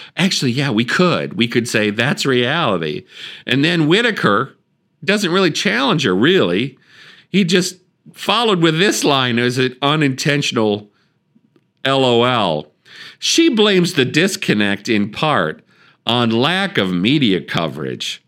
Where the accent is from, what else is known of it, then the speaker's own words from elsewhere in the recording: Wisconsin, United States; I'm from Wisconsin.